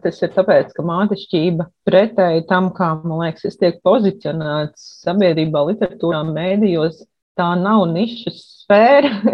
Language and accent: Latvian; Riga, Latvia; moved away as an adult; also born or lived in Liepāja / Poznań, Poland; now in Gdańsk, Poland; Pēc tam mēs pārvācāmies uz Rīgā, kad bija jāsāk mācīties skolā